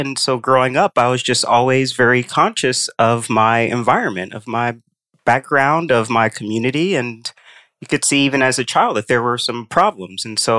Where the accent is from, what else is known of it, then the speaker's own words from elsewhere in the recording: Indianapolis, Indiana, United States; So I grew up in Indianapolis.